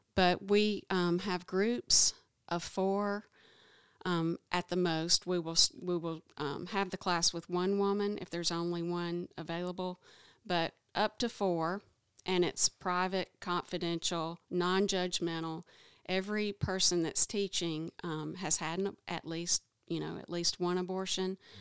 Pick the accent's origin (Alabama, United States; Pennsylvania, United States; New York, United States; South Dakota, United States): Alabama, United States; Oneonta; I've lived in Alabama all my life. I don't mind you knowing that I'm from Oneonta, Alabama, which is a small town